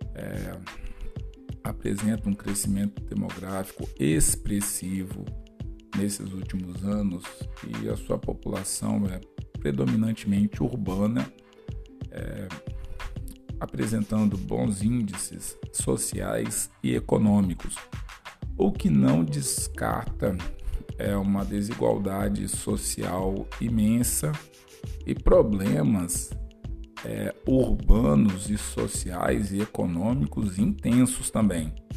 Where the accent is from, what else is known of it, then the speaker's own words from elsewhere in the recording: Brazil; muitos brancos aqui no Brasil